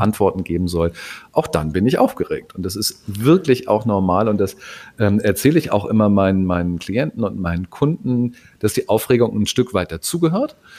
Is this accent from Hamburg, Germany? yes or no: yes; Hamburg, Germany; Als Hamburger